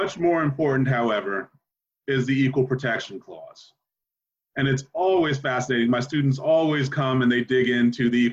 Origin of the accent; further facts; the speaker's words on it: New Jersey, United States; My home state of New Jersey